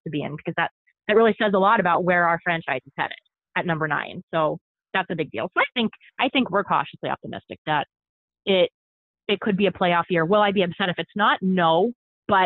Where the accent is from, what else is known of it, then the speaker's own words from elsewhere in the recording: the Poconos, Northeastern Pennsylvania, United States; I'm from Pennsylvania. So I'm from Northeastern, kind of like the Poconos, sort of Northeastern Pennsylvania